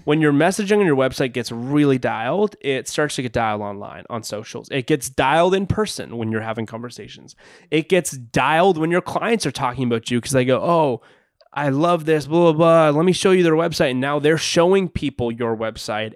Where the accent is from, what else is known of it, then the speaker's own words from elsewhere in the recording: Canada; I'm from Canada.